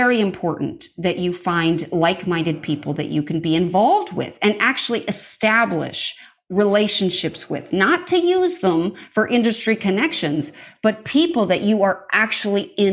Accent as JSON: {"language": "English", "region": "Montana", "country": "United States", "tie": "born or raised there", "said": "I grew up in Montana, out in the middle of nowhere"}